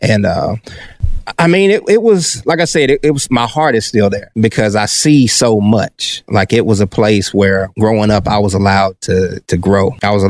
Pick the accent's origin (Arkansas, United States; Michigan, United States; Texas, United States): Arkansas, United States; Pine Bluff; also born or lived in Little Rock, Arkansas; I was born in Pine Bluff, Arkansas.